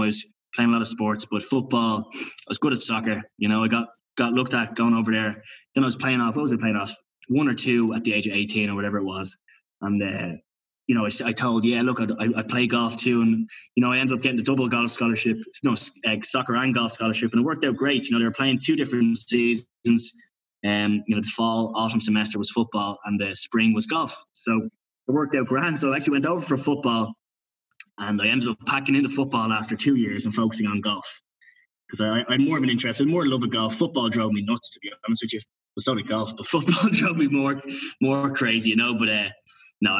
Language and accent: English; Dublin, Leinster, Ireland; also born or lived in United States; I'm from Rathfarnham, over here in Dublin